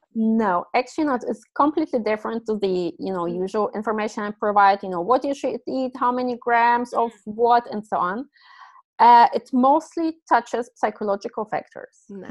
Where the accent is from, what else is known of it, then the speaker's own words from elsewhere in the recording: Germany; moved away; I grew up in Germany